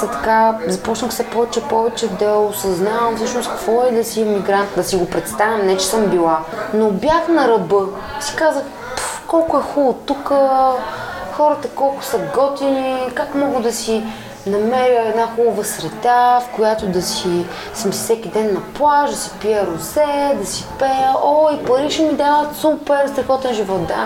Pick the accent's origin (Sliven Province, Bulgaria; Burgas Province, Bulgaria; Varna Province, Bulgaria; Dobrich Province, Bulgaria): Sliven Province, Bulgaria; Kermen; енергийно просто аз съм свързана с това място от Кърмена съм не защото това е България, съм някакъв патриот